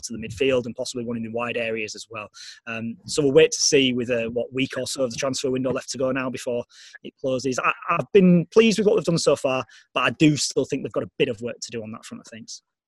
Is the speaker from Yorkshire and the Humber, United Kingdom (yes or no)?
yes; Leeds, Yorkshire and the Humber, United Kingdom; also born or lived in Sheffield; I'm from the city of Leeds. You know, it's my hometown patch